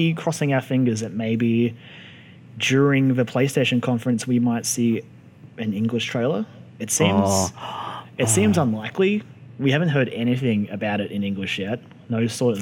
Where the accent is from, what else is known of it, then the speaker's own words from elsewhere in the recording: Australia; we're Australian